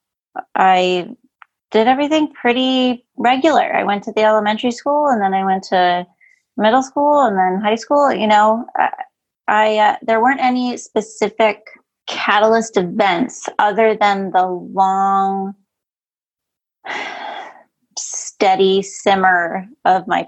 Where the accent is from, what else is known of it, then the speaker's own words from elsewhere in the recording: Western Massachusetts, United States; I grew up in Western Massachusetts, small, middle of nowhere town.